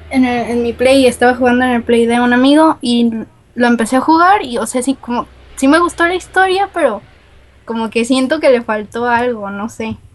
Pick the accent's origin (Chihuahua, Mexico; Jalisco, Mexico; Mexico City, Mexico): Jalisco, Mexico; Guadalajara; Sí me han dicho que tengo acento norteño, pero no, soy de Guadalajara.